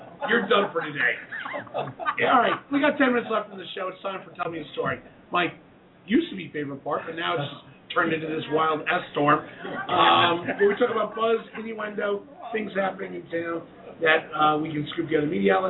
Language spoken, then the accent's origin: English; Massachusetts, United States; my home state of Massachusetts